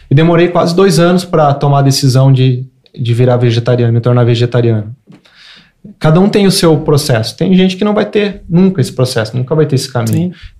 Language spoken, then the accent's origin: Portuguese; Rio Grande do Sul, Brazil; Cara, eu sou gaúcho. Eu cresci comendo churrasco.